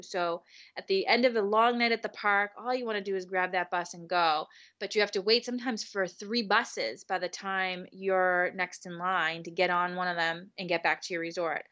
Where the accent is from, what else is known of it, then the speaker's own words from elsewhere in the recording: New England, United States; we're from New England